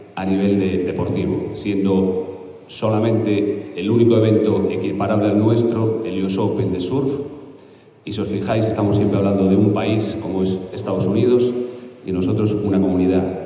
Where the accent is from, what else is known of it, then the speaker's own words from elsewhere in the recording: Galicia, Spain; dentro de Galicia pues capta muy bien lo que somos los gallegos